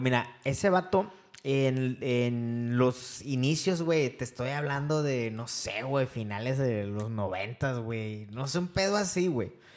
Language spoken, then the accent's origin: Spanish; Veracruz, Mexico; now in Monterrey, Mexico; vivimos aquí en Monterrey. Eh, yo vengo de Veracruz